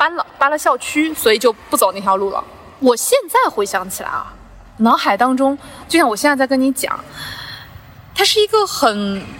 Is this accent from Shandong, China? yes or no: no; Zhoushan, Zhejiang, China; also born or lived in Ningbo; 我小的时候从舟山搬去宁波上初中、上高中